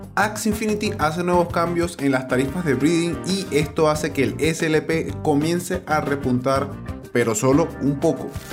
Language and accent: Spanish; Venezuela; now in Colombia; yo estoy en Colombia y tengo algunos documentos vencidos, en el caso porque soy venezolano